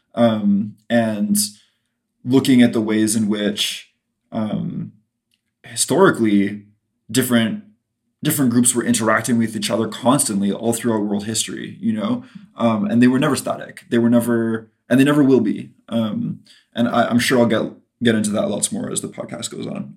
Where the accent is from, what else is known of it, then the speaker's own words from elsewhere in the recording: Canada; there's two L's in cancelled because we're Canadian